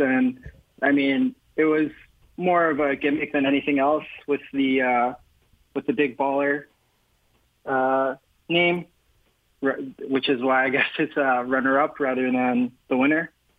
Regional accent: New York, United States; So I'm from New York

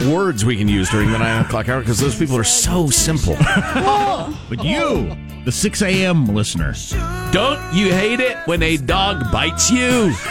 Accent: Chicago, Illinois, United States; born or raised there

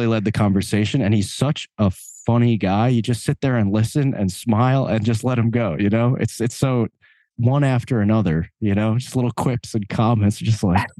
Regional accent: Long Island, New York, United States; So me and Brian Murray, one of the guitar players in the band, we're both from Long Island.

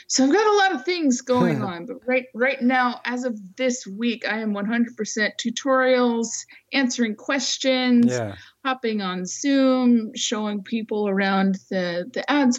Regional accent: Fresno, California, United States; now in San Francisco Bay Area, United States; I was originally from the San Francisco Bay Area, like when I was a kid. But then we moved when I was 8 to the Central Valley, which is, you know, middle part of the state, flatlands

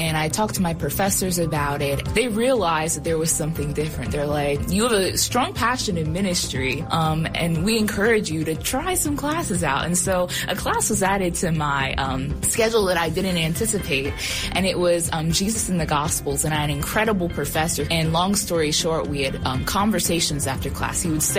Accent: Pennsylvania, United States; moved away; I'm originally from Pennsylvania.

